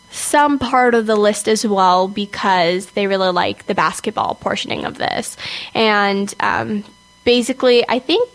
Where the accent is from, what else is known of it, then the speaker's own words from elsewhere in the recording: California, United States; I'm from California